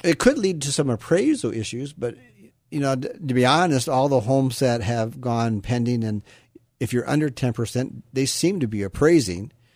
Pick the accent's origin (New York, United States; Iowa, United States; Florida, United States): Iowa, United States; now in Sacramento area, United States; I grew up in Iowa, and, you know, I always say Iowa is a great place to be from